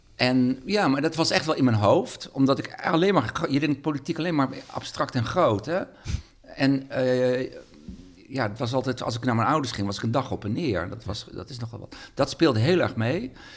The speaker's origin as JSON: {"language": "Dutch", "town": "Sneek", "region": "Friesland", "country": "Netherlands", "tie": "born or raised there", "moved": "yes", "lives_now": "Leeuwarden, Netherlands", "said": "ik kom uit Sneek"}